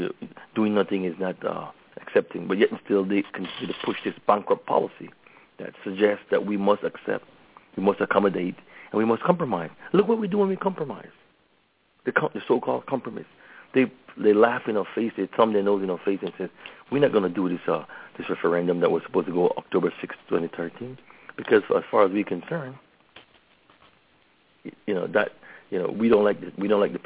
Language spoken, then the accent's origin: English; Belize; now in Los Angeles, United States; now that I'm back from the motherland